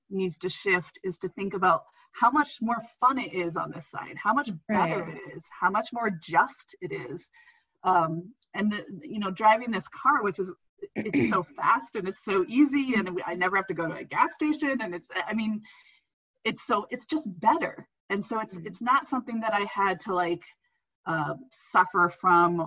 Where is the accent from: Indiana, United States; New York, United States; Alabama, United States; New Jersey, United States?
Indiana, United States; moved away as an adult; I grew up in Indiana